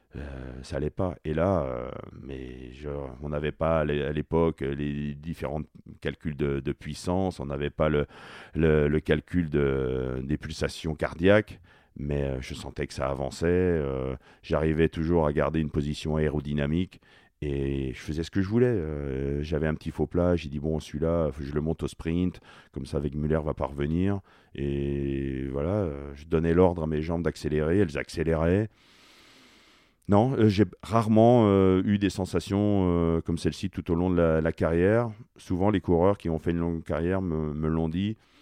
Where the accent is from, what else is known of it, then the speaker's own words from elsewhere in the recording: France; Lorsqu'on est français